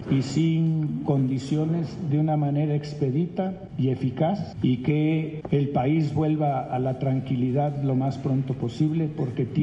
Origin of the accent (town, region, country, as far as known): Mexico